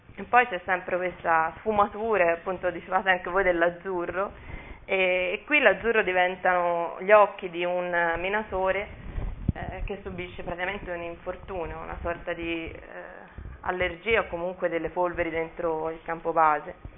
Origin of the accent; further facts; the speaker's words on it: Mugello, Tuscany, Italy; è il verde della mia terra